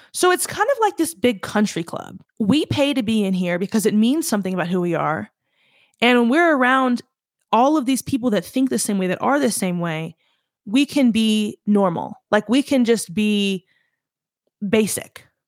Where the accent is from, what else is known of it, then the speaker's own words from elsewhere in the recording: the South, United States; I'm from the South